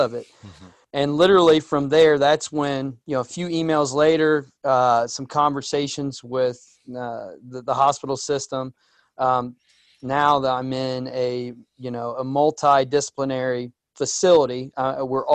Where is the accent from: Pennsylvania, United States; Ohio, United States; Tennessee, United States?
Ohio, United States; near Preble County; also born or lived in Dayton, Ohio; Where I'm at now, we joked in emails about it being a rural area and, you know, Cowtown, Ohio.